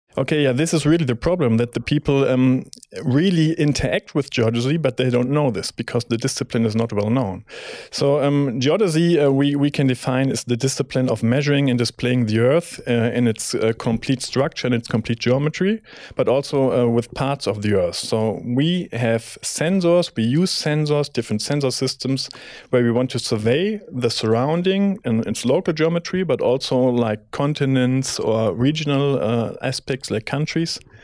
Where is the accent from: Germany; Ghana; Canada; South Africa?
Germany; Bonn, North Rhine-Westphalia; moved away as an adult; now in Munich, Germany; I'm coming from Bonn originally